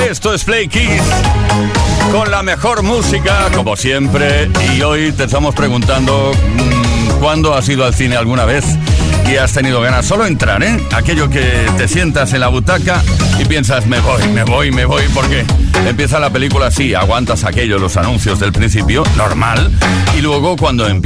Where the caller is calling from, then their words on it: Gijón, Asturias, Spain; de Gijón.